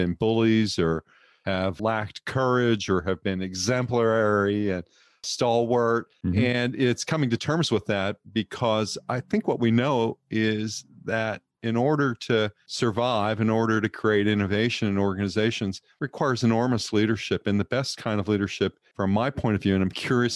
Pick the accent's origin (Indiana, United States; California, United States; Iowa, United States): California, United States; I'm a Californian. I live in the Bay Area